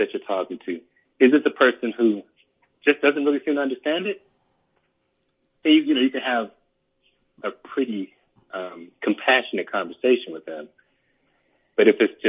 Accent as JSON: {"language": "English", "town": "Atlanta", "region": "Georgia", "country": "United States", "tie": "born or raised there", "said": "when I was younger, I grew up in Atlanta"}